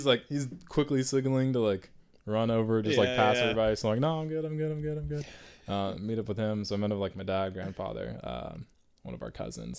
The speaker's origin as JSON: {"language": "English", "region": "Virginia", "country": "United States", "said": "No, I'm from Virginia."}